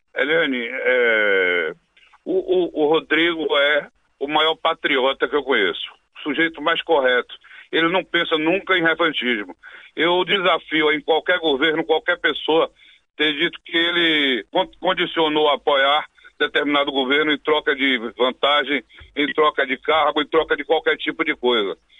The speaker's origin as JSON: {"language": "Portuguese", "region": "Bahia", "country": "Brazil", "said": "Aqui na Bahia, por exemplo, eu sou da Bahia"}